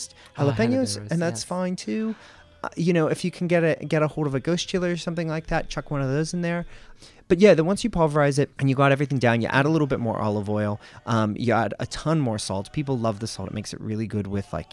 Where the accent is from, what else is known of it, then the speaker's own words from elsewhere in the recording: America's Northeast, United States; moved away as an adult; now in Australia; I grew up in America's Northeast